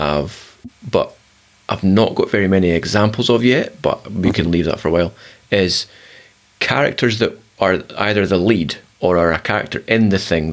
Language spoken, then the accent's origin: English; Scotland, United Kingdom; As a Scot